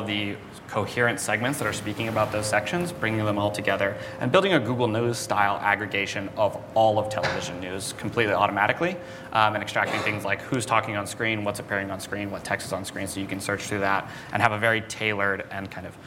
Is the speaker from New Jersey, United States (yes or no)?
no; New Mexico, United States; moved away as an adult; also born or lived in San Diego; I grew up in New Mexico, kind of in the middle of nowhere.